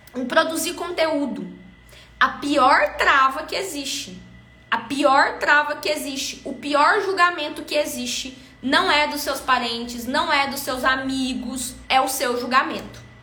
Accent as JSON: {"language": "Portuguese", "country": "Brazil", "accent": "caipira", "said": "o meu sotaque caipira"}